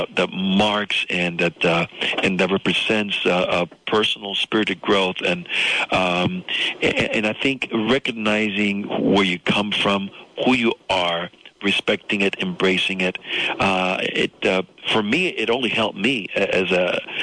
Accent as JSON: {"language": "English", "region": "South Florida", "country": "United States", "tie": "born or raised there", "second_language": "English", "said": "came to this country with nothing, and I grew up in South Florida, attached to a new life, a new language as a little boy"}